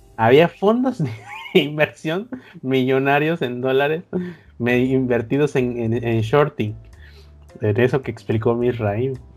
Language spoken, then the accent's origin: Spanish; Veracruz, Mexico; por acá de Veracruz